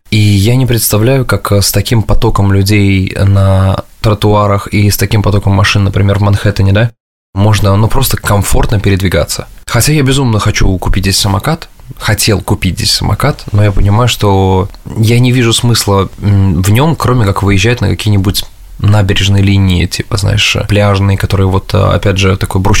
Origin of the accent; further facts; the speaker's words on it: Samara, Samara Oblast, Russia; now in New York, United States; А, да и бог с ним, что я из Самары, да?